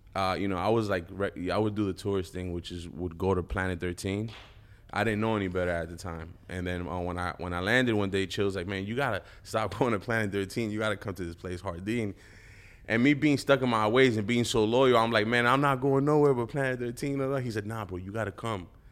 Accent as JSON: {"language": "English", "region": "East Coast", "country": "United States", "said": "I'm from the East Coast."}